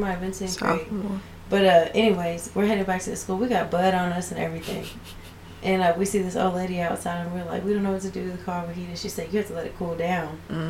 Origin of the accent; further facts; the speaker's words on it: Texas, United States; growing up in Texas